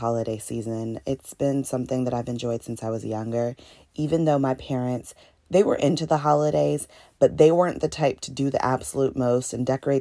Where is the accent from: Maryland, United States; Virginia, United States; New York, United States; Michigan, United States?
Virginia, United States; Northern; now in Atlanta, United States; I'm actually from Virginia. Shout out to Northern Virginia